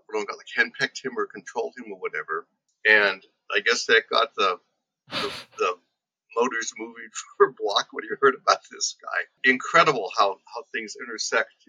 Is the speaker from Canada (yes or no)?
no; Liberty Township, Ohio, United States; also born or lived in Youngstown, Ohio; I'm from Liberty Township, Ohio, which is semi-rural